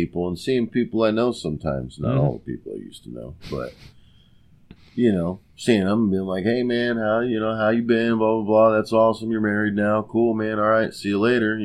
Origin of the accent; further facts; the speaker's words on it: United States; I am, as an American